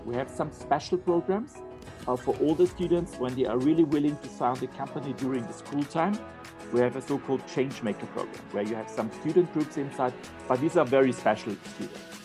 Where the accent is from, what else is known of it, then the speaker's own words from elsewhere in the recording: Austria; I'm from Austria